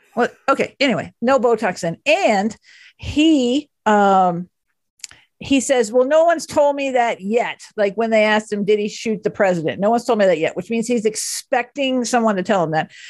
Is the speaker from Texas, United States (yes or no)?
yes; Dallas, Texas, United States; moved away; I grew up in Dallas and the family is still there